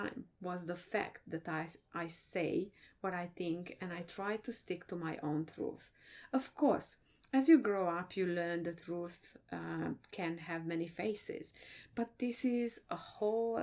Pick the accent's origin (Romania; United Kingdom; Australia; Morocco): Romania; Transylvania; moved away as an adult; I was born in Transylvania, now part of Romania. Even my birth was a defiant act on my parents' part because we belong to the biggest minority in Romania, being Hungarians.